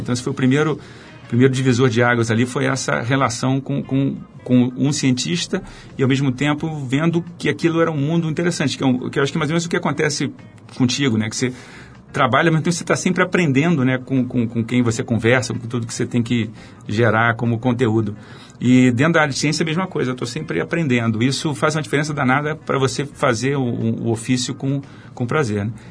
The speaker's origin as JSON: {"language": "Portuguese", "region": "Rio de Janeiro", "country": "Brazil", "tie": "born or raised there", "said": "eu nasci no, no Rio, nasci na, fui criado na Zona Norte, entre Andaraí e Tijuca"}